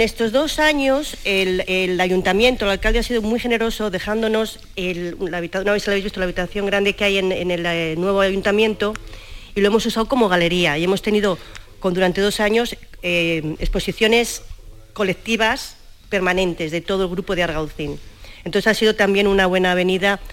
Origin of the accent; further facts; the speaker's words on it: Spain; now in Andalusia, Spain; yo soy española